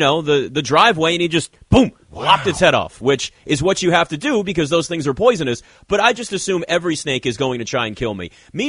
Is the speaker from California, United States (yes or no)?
no; Virginia, United States; This is my house that I grew up in Virginia.